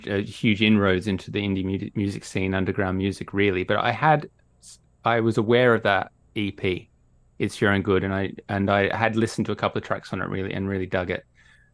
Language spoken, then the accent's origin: English; Australia; now in United Kingdom; As people might be able to hear, I'm Australian. Even though I live in the UK, I'm Australian.